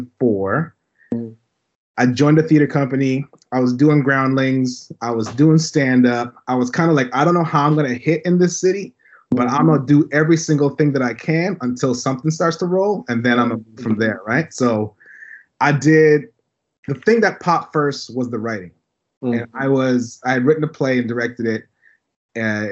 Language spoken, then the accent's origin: English; Toronto, Ontario, Canada; also born or lived in St. Kitts and Nevis; So I grew up in Toronto.